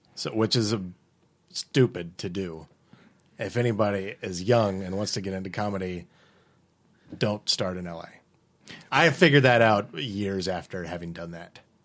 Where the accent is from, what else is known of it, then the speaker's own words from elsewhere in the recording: Winchester, Virginia, United States; moved away; also born or lived in Richmond, Virginia; I grew up in Winchester